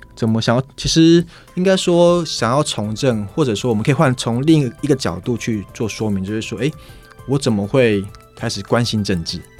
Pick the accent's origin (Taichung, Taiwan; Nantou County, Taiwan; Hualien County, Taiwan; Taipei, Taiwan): Hualien County, Taiwan; Jibugan tribe; moved away; 我是来自吉宝干部落